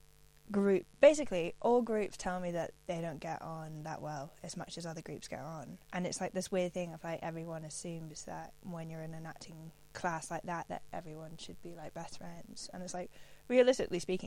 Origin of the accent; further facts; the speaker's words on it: Aberdeen, Scotland, United Kingdom; moved away; growing up in Aberdeen